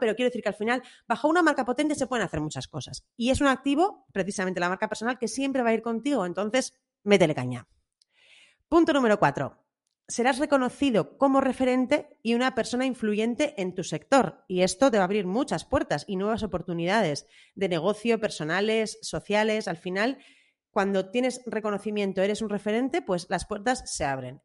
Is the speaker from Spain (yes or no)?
yes; Bilbao, Basque Country, Spain; a los que somos de Bilbao